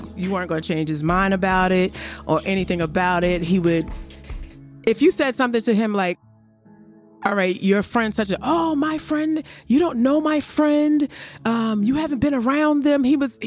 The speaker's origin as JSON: {"language": "English", "town": "Orange", "region": "New Jersey", "country": "United States", "said": "I'm from Orange, New Jersey"}